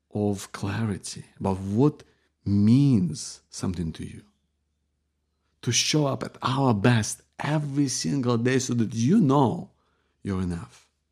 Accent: Ukraine; moved away; we're from Ukraine

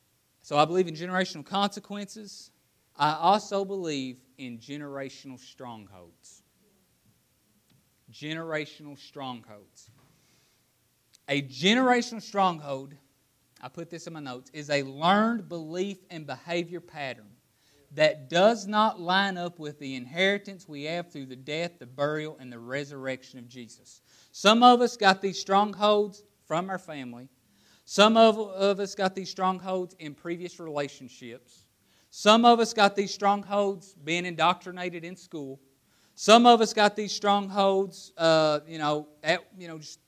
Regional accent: Appalachia, United States; growing up in Appalachia where poverty is written on most people's hearts

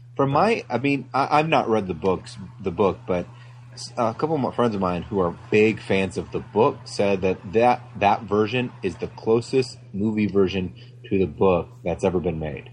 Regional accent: Flint, Michigan, United States; I grew up in Flint, Michigan

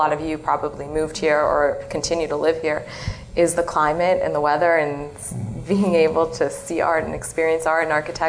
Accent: New York City, New York, United States; moved away as an adult; also born or lived in London; now in Los Angeles, United States; I'm from New York City, and I studied in London, and then I moved here about 3 years ago

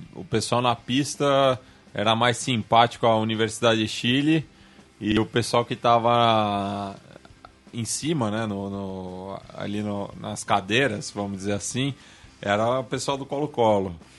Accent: Brazil; sou do Brasil

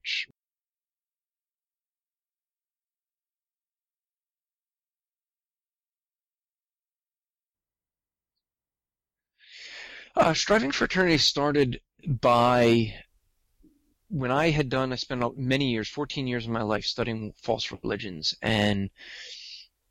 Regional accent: New Jersey, United States; accent: New Jersey; I'm from New Jersey, as you said. I grew up in a Jewish household, have lived in New Jersey all my life

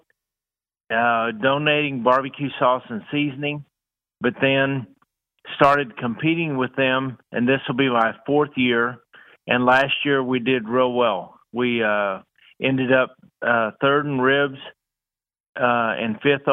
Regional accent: Houston, Texas, United States; I grew up in Houston

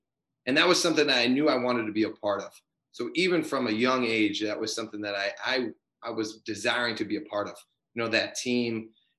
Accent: Strongsville, Ohio, United States; he got traded to Cleveland, and then that's where I was born and raised. I grew up in Strongsville. I went to Strongsville High School

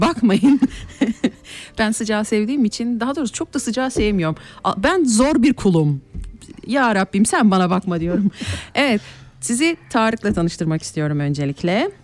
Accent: Kayseri, Kayseri Province, Turkey; now in Switzerland; ben Kayseri'den, Erciyes'ten gelen bir insanım

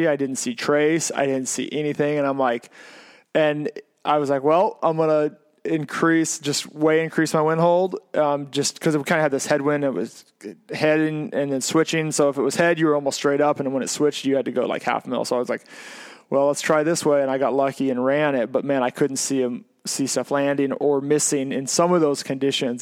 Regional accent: Oregon, United States; I said I was from Oregon

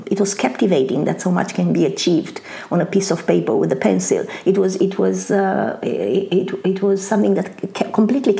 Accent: Bucharest, Romania; English is a second language; moved away as an adult; also born or lived in Constanța, Romania; now in Australia; I was born in Bucharest in Romania. However, I spent the early years of my childhood mainly en route to my grandmother, who lived in a town by the Black Sea called Constanța or Constanța.

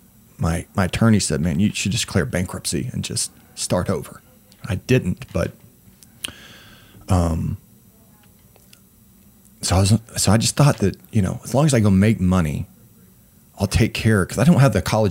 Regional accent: Weatherford, Oklahoma, United States; now in Oklahoma City, United States; I grew up in Oklahoma, and it's the Bible Belt

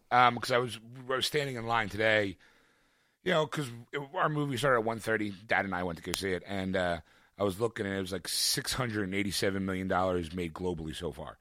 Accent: Philadelphia, Pennsylvania, United States; I can say I am from Philadelphia

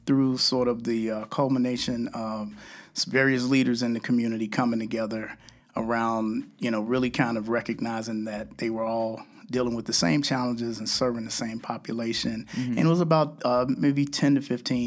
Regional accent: Chicago, Illinois, United States; I grew up just a couple of blocks from here. Wow. In South Austin

